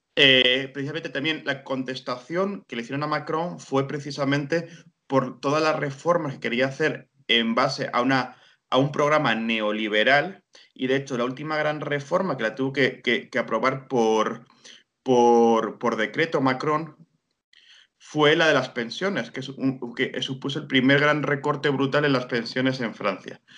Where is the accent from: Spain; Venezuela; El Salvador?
Spain; Guadalajara, Castilla-La Mancha; yo soy de Guadalajara, España, que lo digo, estoy en, Castilla-La Mancha